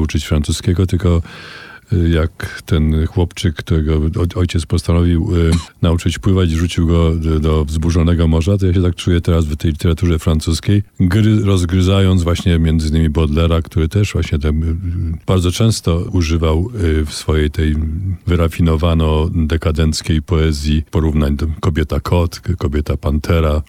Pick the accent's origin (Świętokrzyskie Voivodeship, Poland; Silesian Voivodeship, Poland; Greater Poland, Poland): Świętokrzyskie Voivodeship, Poland; Kielce; moved away as an adult; całe moje dzieciństwo w Kielcach do 17 roku życia